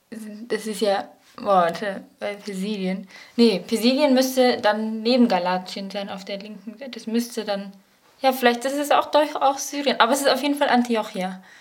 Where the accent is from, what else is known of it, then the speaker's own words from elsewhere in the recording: Paderborn, North Rhine-Westphalia, Germany; Ich bin 20 Jahre alt und jetzt gerade in der zweiten Klasse vom BSB. Ich komme ursprünglich aus Paderborn